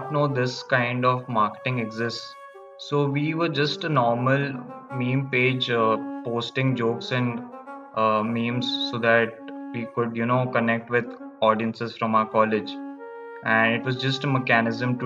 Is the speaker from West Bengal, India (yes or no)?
yes; Kolkata, West Bengal, India; moved away as an adult; also born or lived in Ahmedabad; I was born and brought up in Kolkata